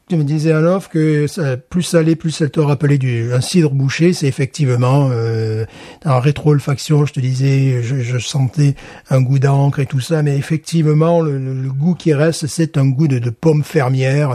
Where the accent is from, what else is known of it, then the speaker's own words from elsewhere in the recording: France; now in United States; en tant que Français